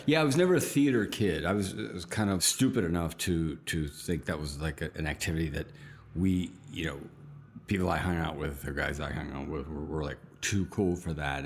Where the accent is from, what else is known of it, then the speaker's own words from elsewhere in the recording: outside of Pittsburgh, Pennsylvania, United States; I was born outside of Pittsburgh